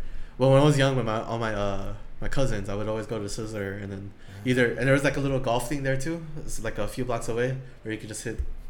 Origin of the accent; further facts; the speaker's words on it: Long Beach, California, United States; I grew up in Long Beach.